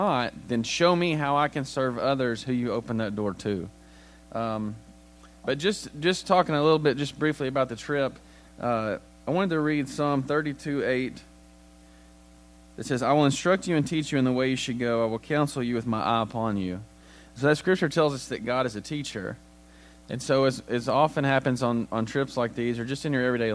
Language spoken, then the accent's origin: English; United States; as an American